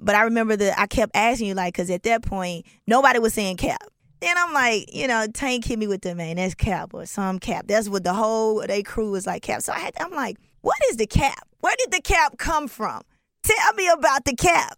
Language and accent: English; Atlanta, Georgia, United States; growing up in Atlanta